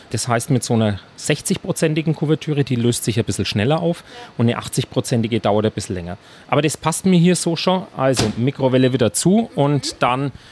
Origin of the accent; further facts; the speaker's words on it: Nuremberg, Bavaria, Germany; Aber natürlich als Nürnberger und als Lebkuchenexperte auch ist die Variante schon auch sehr schön.